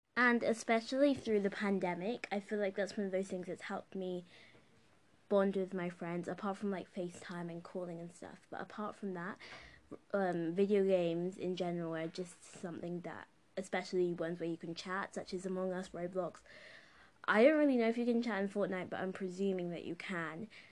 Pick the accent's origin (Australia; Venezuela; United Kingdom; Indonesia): United Kingdom; the country where I'm growing up in and living in and living in was a colonizer